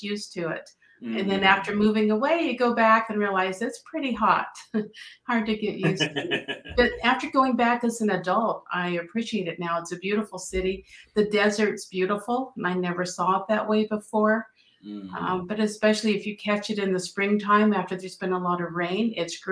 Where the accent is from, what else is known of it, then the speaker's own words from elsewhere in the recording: Phoenix, Arizona, United States; moved away as an adult; also born or lived in Los Angeles area, California; now in Spokane Valley, United States; I grew up in Phoenix, Arizona, nice hot desert